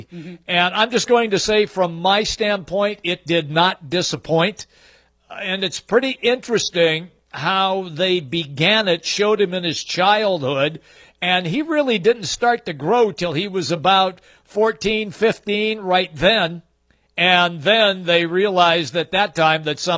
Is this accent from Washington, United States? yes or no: yes; Seattle, Washington, United States; I remember growing up in Seattle.